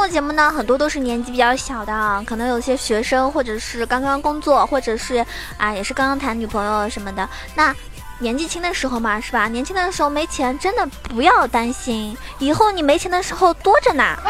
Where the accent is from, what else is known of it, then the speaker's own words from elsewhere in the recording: China; 我们中国人呢，就是这一点好